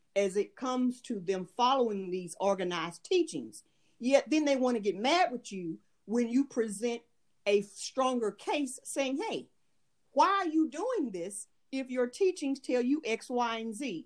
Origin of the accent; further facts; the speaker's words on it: United States; moved away; I am an American, however, um, I do live abroad and have lived abroad for years.